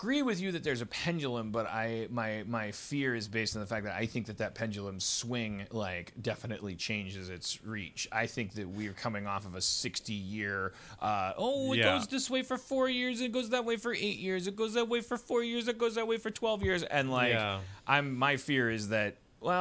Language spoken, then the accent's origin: English; Milwaukee, Wisconsin, United States; Milwaukee, my hometown